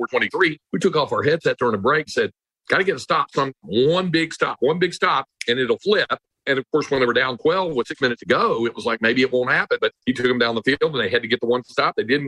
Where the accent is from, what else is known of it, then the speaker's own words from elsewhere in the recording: North Carolina, United States; moved away as an adult; now in Texas, United States; I grew up in North Carolina, but when I came out to Texas at age 18